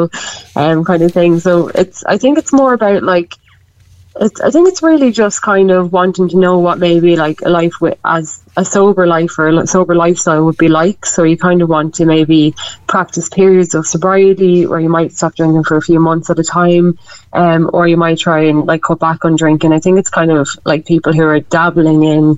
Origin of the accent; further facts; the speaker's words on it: Westmeath, Ireland; also born or lived in Dublin; now in Meath, Ireland; I'm originally from Westmeath. I'm living in Meath. I just moved back from Dublin